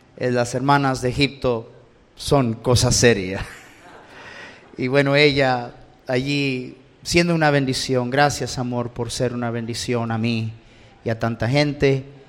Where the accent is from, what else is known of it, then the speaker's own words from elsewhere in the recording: Los Angeles, California, United States; crecí en Los Ángeles.